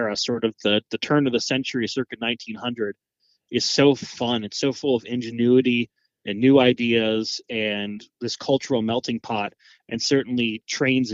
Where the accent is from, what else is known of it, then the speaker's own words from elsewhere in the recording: Annapolis, Maryland, United States; moved away as an adult; now in Rockhill Furnace, United States; I grew up just outside of Annapolis, Maryland, right on the Chesapeake Bay